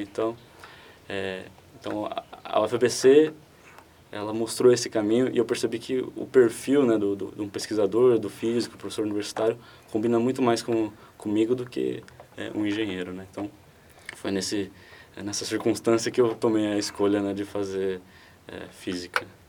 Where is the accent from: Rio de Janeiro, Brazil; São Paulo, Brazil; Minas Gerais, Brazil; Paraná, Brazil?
São Paulo, Brazil; Guarulhos; não, não sou do ABC, sou de é, Guarulhos, mas ainda é próximo